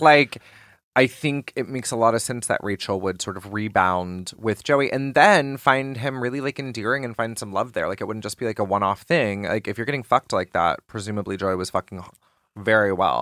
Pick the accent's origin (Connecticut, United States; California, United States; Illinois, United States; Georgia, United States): Georgia, United States; moved away; also born or lived in New York; growing up in Georgia